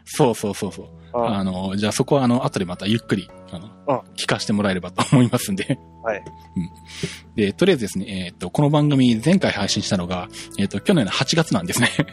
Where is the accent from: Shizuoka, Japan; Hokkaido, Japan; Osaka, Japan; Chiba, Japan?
Shizuoka, Japan; 地元の静岡県